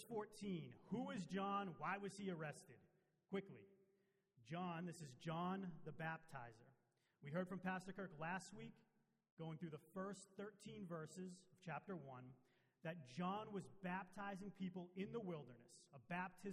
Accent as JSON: {"language": "English", "town": "Beverly", "region": "Massachusetts", "country": "United States", "tie": "born or raised there", "also_born_or_lived": "Danvers", "said": "I am native to this area. I was born in Beverly Hospital. I was raised in Beverly and Danvers"}